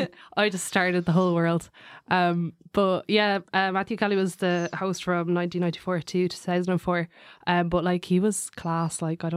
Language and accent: English; London, United Kingdom; born there; Cause like I was born in London in Wood Green.